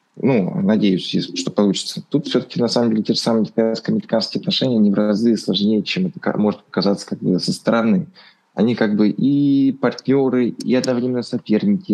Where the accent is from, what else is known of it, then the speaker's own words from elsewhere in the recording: Russia; у нас в России